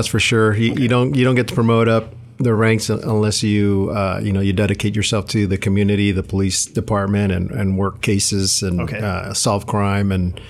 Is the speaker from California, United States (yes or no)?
yes; Gridley, California, United States; also born or lived in San Luis Río Colorado, Sonora, Mexico / Blythe, California / Yuma, Arizona / El Centro, California; now in Sonoma, United States; I grew up in Butte County, a small town called Gridley, California.